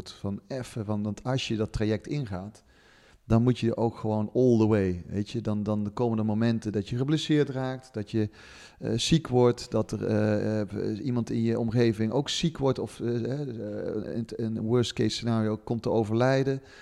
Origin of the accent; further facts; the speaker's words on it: the south, Netherlands; ik kom uit het zuiden van het land, dat hoor je niet aan